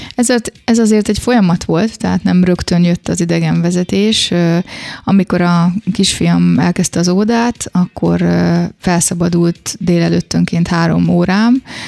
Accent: Szeged, Csongrád-Csanád, Hungary; moved away as an adult; also born or lived in Kecskemét, Hungary; now in Florence, Italy; én szegedi vagyok

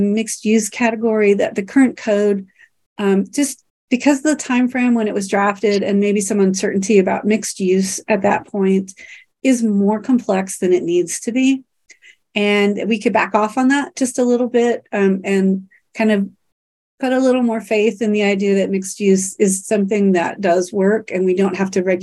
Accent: Kansas City, United States; I grew up in Kansas City and went to school at KU

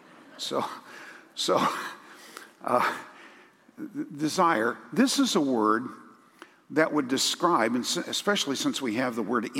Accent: United States; we're American evangelicals

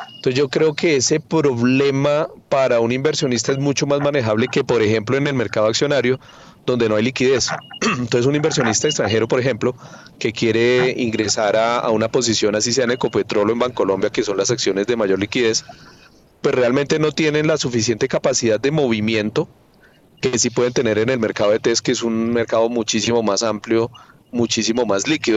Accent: Colombia

